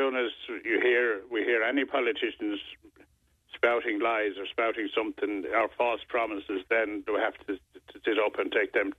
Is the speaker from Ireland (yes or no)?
yes; Ireland; We're all Irish, you know. We're not all Irish. There's a lot of other nationalities living here.